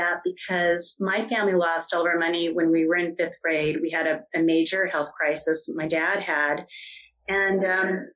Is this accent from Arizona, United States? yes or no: yes; Tucson, Arizona, United States; moved away as an adult; also born or lived in New York City; I grew up in Tucson and moved to New York City